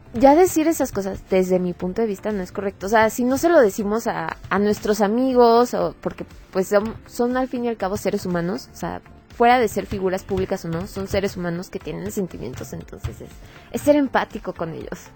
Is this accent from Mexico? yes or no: yes; Mexico; hemos adoptado como mexicanos